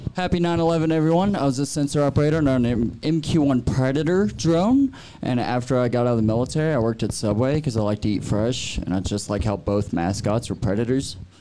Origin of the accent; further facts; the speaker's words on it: Texas, United States; now in Aurora, United States; I'm from Texas